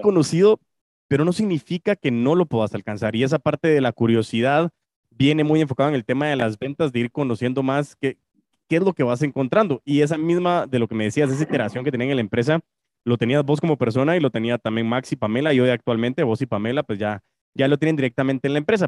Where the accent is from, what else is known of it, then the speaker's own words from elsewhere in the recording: Guatemala; Chapín, como guatemalteco